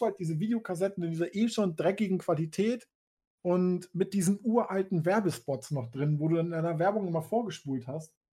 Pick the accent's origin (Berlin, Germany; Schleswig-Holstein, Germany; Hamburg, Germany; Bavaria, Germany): Hamburg, Germany; also born or lived in Switzerland; ich bin in Hamburg geboren, habe irgendwann zwischendurch äh, kurz ein halbes, dreiviertel Jahr in der Schweiz gewohnt und dann wieder nach Hamburg. Aber außer diese kleine Pause durchgehend in Hamburg